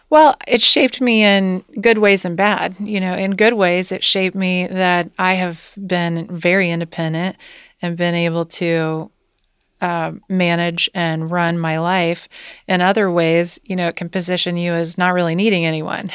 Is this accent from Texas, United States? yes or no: no; Wilmington, Ohio, United States; moved away as an adult; now in Cincinnati, United States; I grew up in Wilmington, Ohio